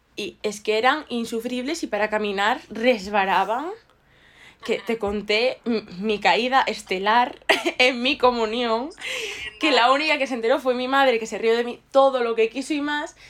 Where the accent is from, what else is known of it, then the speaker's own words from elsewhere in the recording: Ourense, Galicia, Spain; de donde yo soy, que es Orense, hace mucho frío